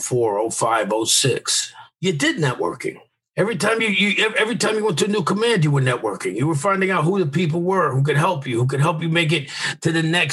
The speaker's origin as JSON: {"language": "English", "region": "New York", "country": "United States", "said": "I'm from New York"}